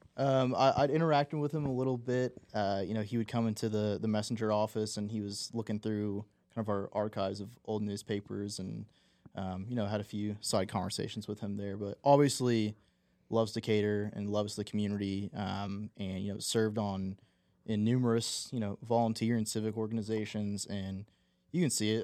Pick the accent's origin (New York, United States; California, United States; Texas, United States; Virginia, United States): Texas, United States; snow days when you were a kid in school and such a novelty in, in Texas too.